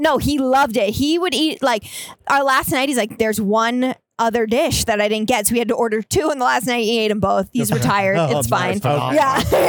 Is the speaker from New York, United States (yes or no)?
no; New Jersey, United States; Central, Hunterdon County, but I went to Seton Hall in Essex County.